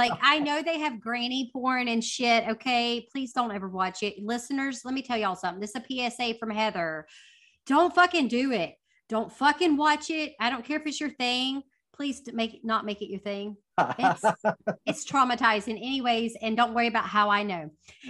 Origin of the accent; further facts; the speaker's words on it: the South, United States; We say papaw in the South